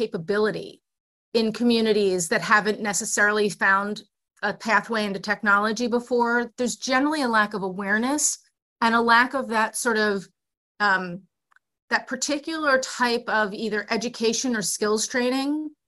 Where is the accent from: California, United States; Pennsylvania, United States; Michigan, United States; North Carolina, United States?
Pennsylvania, United States; Philadelphia; now in Baltimore, United States; I'm a native of Philly. I'm a city kid from, you know, downtown Philly